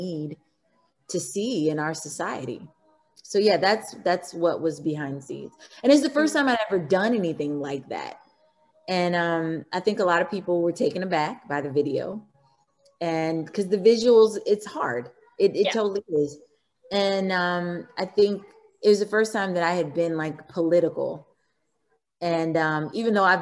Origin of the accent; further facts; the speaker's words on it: Missouri, United States; I'm from Missouri, I grew up in Missouri